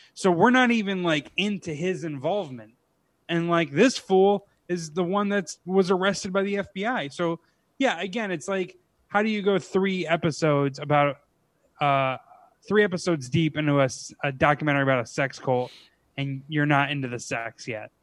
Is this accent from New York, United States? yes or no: yes; Clifton Park, New York, United States; also born or lived in Schenectady, New York; my hometown